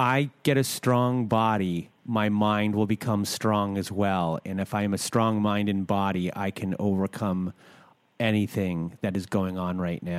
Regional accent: Canada; I'm Canadian

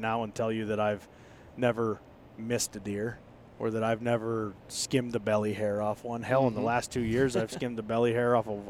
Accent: Pittsburgh, Pennsylvania, United States; In case anybody didn't know, I was born and raised in the Berg.

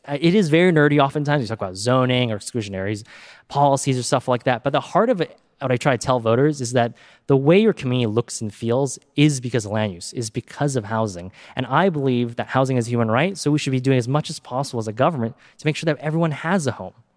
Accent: Silicon Valley, California, United States; I grew up here in Silicon Valley

